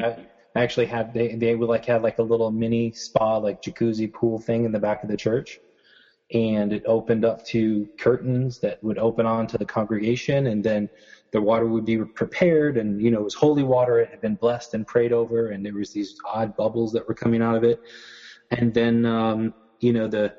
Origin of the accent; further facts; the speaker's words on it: Florida, United States; also born or lived in Detroit, Michigan / South Carolina; I am originally from Detroit, but I grew up in Florida.